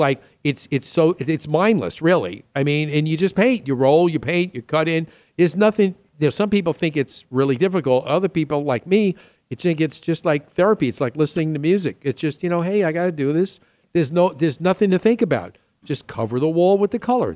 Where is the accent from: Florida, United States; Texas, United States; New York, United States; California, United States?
New York, United States; New York City; I'm from the Queens side